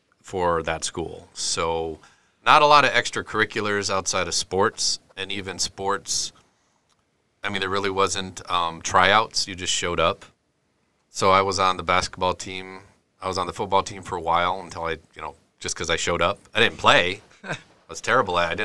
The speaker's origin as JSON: {"language": "English", "town": "Henry", "region": "South Dakota", "country": "United States", "tie": "born or raised there", "said": "I'm from South Dakota originally. I grew up in a little town called Henry, which is west of Watertown and east of Clark."}